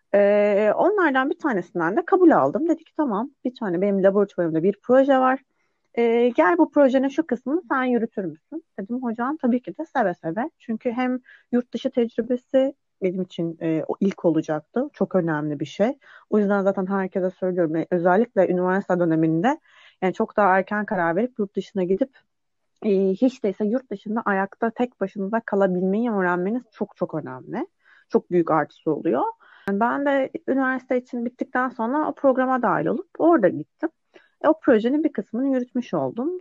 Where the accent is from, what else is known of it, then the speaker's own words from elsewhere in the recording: Aydın, Turkey; moved away as an adult; also born or lived in Istanbul; 1990'da Aydın'da doğdum. Ee, ailem hala daha Aydın'da yaşıyor